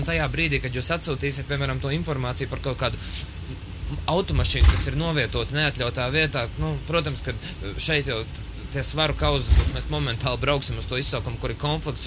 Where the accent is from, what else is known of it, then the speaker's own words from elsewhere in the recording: Sigulda, Vidzeme, Latvia; moved away as an adult; now in Riga, Latvia; oriģināls nesmu rīznieks, vispār es esmu no Sigultas novada.